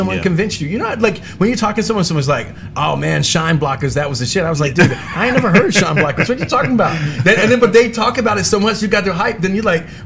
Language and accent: English; Texas, United States; also born or lived in New Jersey; I had a lot of East Coast at the beginning, but I grew up in Texas